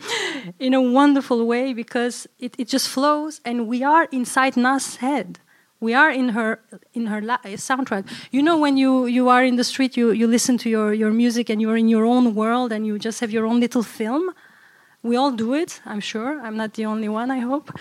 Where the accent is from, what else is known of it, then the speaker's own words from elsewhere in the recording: Brussels, Brussels-Capital Region, Belgium; growing up in Brussels